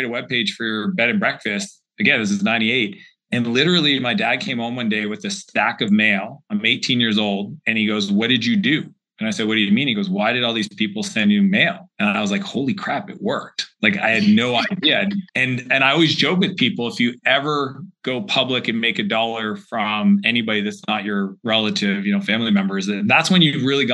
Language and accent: English; Atlantic Canada, Canada; the small region that I grew up in Atlantic Canada